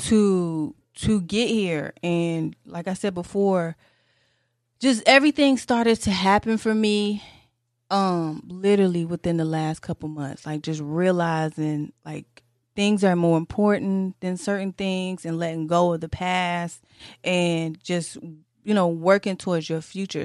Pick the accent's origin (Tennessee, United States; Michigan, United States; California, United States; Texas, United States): Michigan, United States; Detroit; My mom, she worked for Saturn, 'cause I'm from Detroit